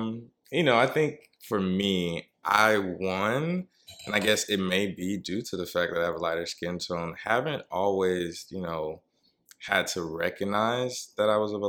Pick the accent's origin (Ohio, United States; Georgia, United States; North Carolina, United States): Georgia, United States; Columbus; now in New York, United States; I'm from Georgia, Columbus, Georgia, to be exact.